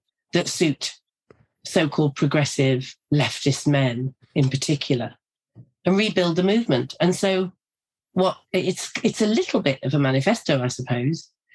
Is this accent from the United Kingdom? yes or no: yes; North East England, United Kingdom; I grew up in a very working class community in the northeast of England